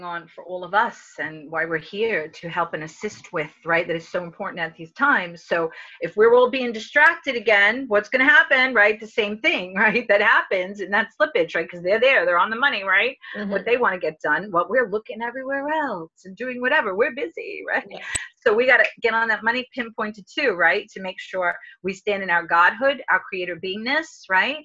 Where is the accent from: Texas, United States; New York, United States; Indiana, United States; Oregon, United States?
New York, United States; accent: New York; New York, you know my accent, New York